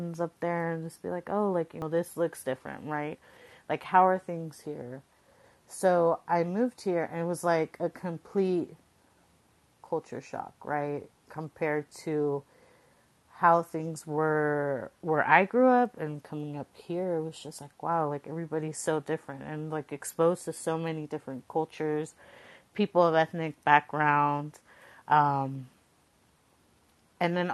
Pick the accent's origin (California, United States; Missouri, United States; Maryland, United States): California, United States; Coachella Valley, Southern; moved away as an adult; also born or lived in San Jose, California; now in Bay Area, United States; I grew up in the Coachella Valley, so that's down south, in Southern California, Palm Springs